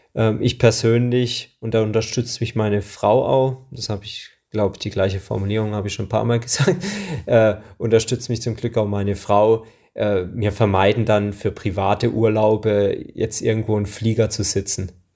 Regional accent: Hinterzarten, Baden-Württemberg, Germany; ich komme aus Hinterzarten Breitnau

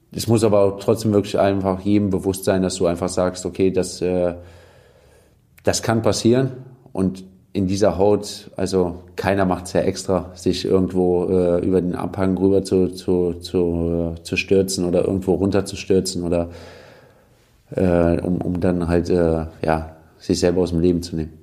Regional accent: Cologne, North Rhine-Westphalia, Germany; also born or lived in Hürth; Köln bin ich groß geworden, ähm, bin ich geboren, aufgewachsen

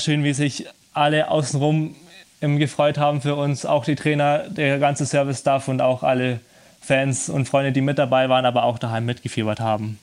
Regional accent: Germany; bei uns in Deutschland

